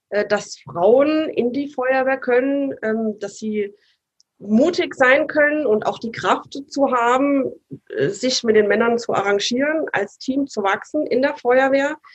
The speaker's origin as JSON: {"language": "German", "region": "Saarland", "country": "Germany", "tie": "born or raised there", "also_born_or_lived": "Rhineland-Palatinate / Baden-Württemberg", "said": "also ich bin geboren in Rheinland-Pfalz und aufgewachsen äh, im Saarland und in Baden-Württemberg."}